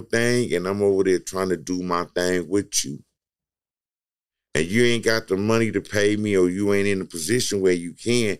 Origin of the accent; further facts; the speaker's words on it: Long Beach, California, United States; I'm from Long Beach